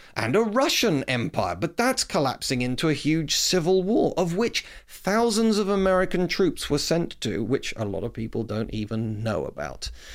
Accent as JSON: {"language": "English", "country": "United Kingdom", "said": "I'm proud Brit"}